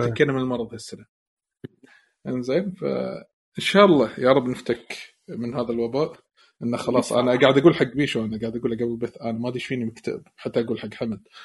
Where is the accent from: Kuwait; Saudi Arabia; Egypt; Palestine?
Kuwait; عندنا بالكويت